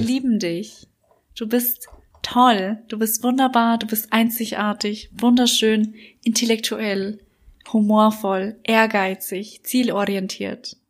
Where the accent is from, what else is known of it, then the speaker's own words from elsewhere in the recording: Bavaria, Germany; accent: Bavarian; now in Berlin, Germany; mit meinem bayerischen Dialekt